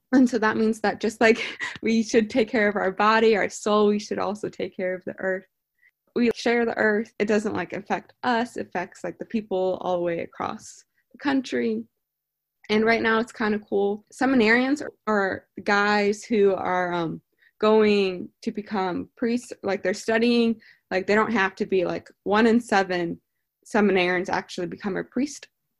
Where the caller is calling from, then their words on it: St. Louis, Missouri, United States; I am 20 and I'm calling in from St. Louis, Missouri.